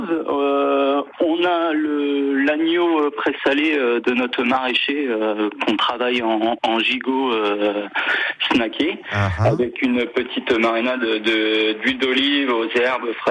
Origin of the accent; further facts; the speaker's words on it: Normandy, France; moi, je suis un pur normand